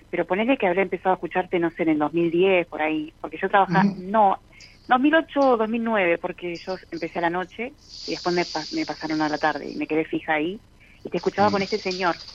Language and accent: Spanish; Hurlingham, Buenos Aires Province, Argentina; De Burlingame.